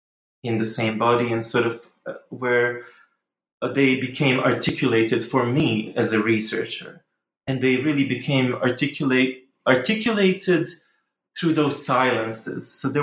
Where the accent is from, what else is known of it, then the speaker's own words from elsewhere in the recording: Bosnia & Herzegovina; English is a second language; I am Bosnian. I'm from Bosnia. Actually, I was born in Yugoslavia, so slightly different country. But I am Bosnian